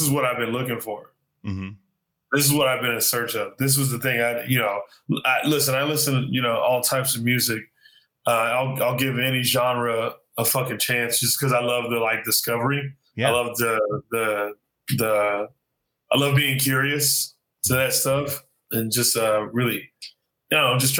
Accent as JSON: {"language": "English", "region": "Arizona", "country": "United States", "tie": "born or raised there", "said": "I grew up in Arizona."}